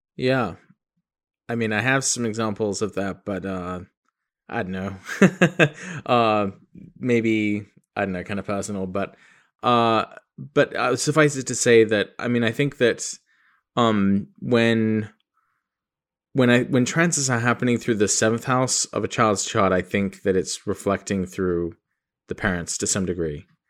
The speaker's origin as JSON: {"language": "English", "region": "England", "country": "United Kingdom", "tie": "born or raised there", "moved": "yes", "lives_now": "United States", "said": "I was born in England."}